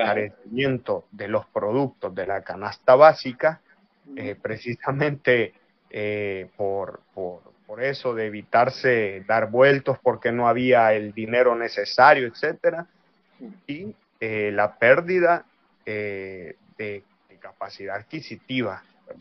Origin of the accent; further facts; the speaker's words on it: El Salvador; now in La Plata, Argentina; soy de El Salvador y actualmente, como dijo Facundo, estoy estudiando, eh, licenciatura y profesorado en sociología en la U N L P